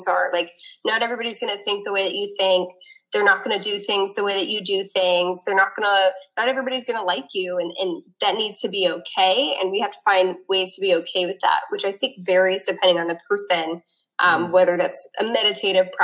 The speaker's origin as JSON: {"language": "English", "region": "Northeast", "country": "United States", "tie": "born or raised there", "said": "I grew up in the Northeast"}